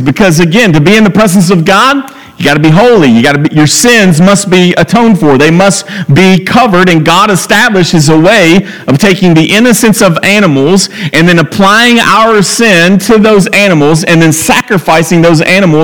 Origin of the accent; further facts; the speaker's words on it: Franklin, United States; I'm from Franklin